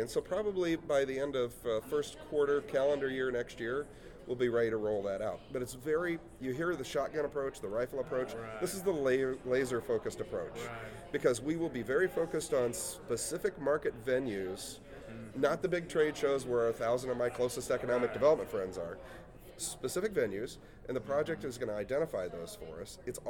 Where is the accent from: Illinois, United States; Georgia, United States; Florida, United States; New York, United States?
Illinois, United States; Effingham; I grew up in a town of about 13,000 downstate. I grew up in Effingham, Illinois.